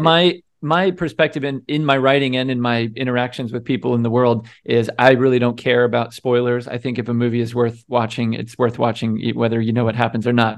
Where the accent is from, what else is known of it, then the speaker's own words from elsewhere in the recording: United States; as an American